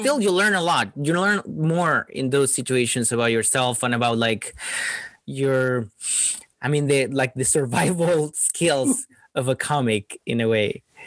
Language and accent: English; Chile; moved away; when I was growing up in Chile, well, Chile is really small